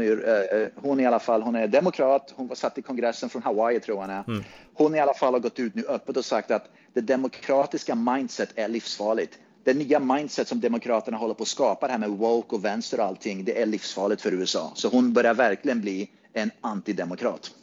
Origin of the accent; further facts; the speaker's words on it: Sweden; now in Phoenix, United States; Innan dess så var jag väldigt mycket svensk